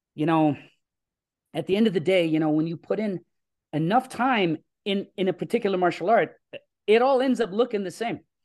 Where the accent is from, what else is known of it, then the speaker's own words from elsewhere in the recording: Toronto, Ontario, Canada; I grew up in Scarborough, uh, which is a, a, a city here in Toronto.